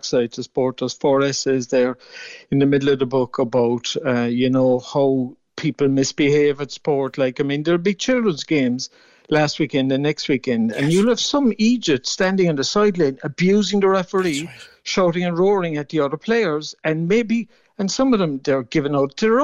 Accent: Mallow, Munster, Ireland; I played mostly hurling and soccer in my hometown of Mallow

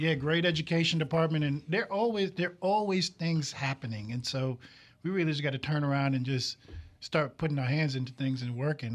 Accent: New York City, New York, United States; now in Mississippi, United States; I'm originally from Brooklyn, New York

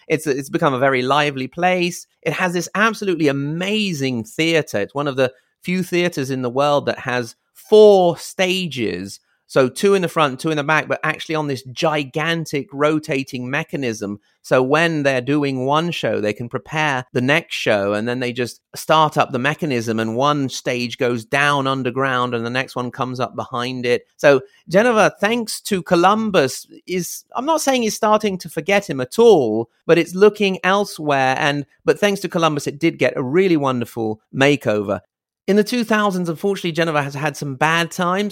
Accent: Italy; also born or lived in Reggio Emilia, Italy / Virginia, United States; for us Italians

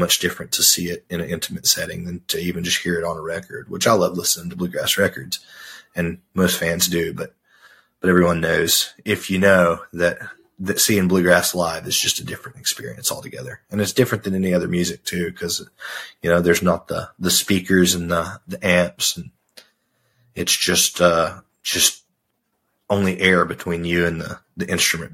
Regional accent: Arkansas, United States; I grew up in Arkansas

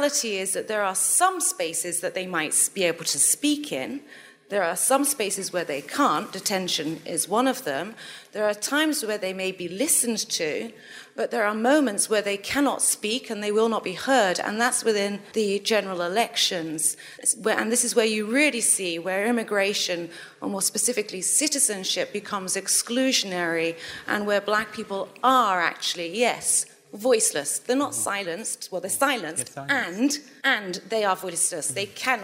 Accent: Malta; I'm from Malta

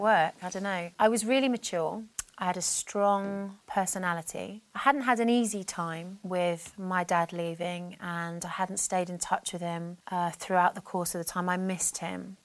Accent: Brighton, South East England, United Kingdom; I grew up in Brighton, I was born in Brighton in yeah. 1972

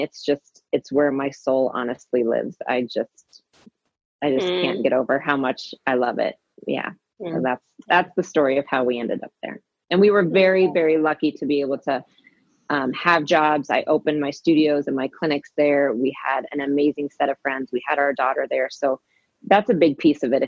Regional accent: Kansas, United States; also born or lived in Denver, Colorado; now in Hawaii, United States; I was born in Kansas

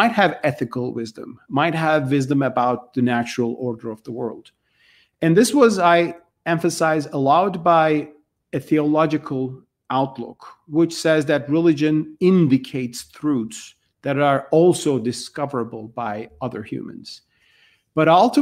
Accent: Turkey; I grew up with this in Turkey

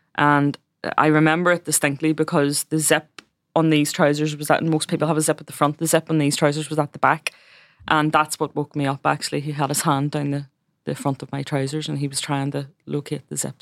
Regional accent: Belfast, Northern Ireland, United Kingdom; I was born in West Belfast, which is a Republican stronghold

